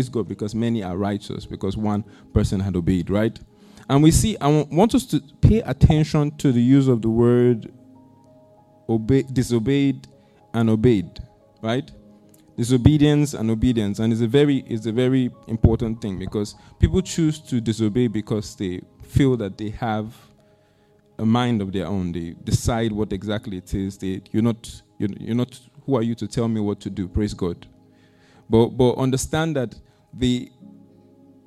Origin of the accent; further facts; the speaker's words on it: Nigeria; my country, Nigeria